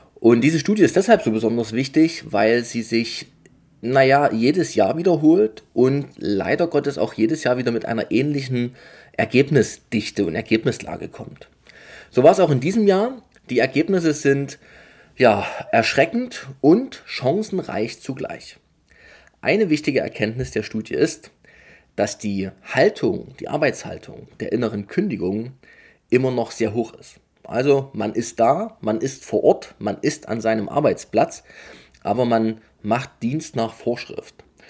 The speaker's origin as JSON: {"language": "German", "region": "Saxony", "country": "Germany", "said": "bei uns in Sachsen"}